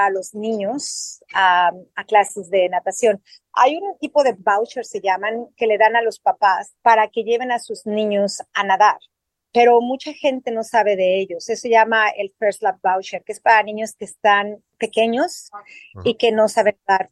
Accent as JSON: {"language": "Spanish", "region": "Mexico City", "country": "Mexico", "moved": "as an adult", "lives_now": "Australia", "said": "Yo soy de la Ciudad de México, yo aprendí a nadar en la Ciudad de México"}